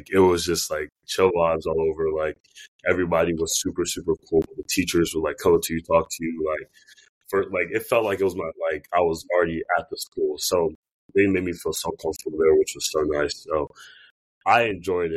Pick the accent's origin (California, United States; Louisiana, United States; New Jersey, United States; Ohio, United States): Ohio, United States; Cincinnati; I'm from Cincinnati, Ohio, born and raised.